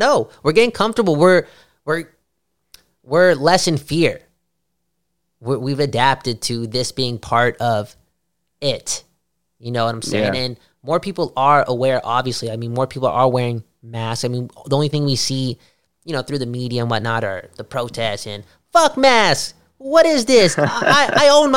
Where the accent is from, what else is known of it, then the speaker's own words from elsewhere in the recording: Canada; As a Canadian